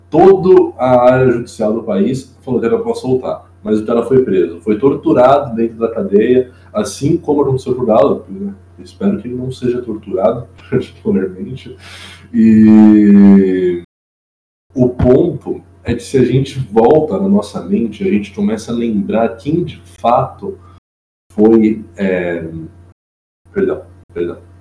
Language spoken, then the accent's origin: Portuguese; Brazil; nós somos como brasileiros